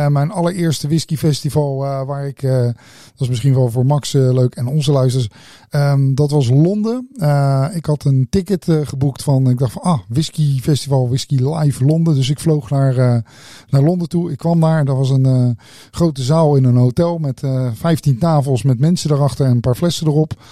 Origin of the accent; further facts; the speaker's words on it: Netherlands; Ja, ik kom uit Nederland.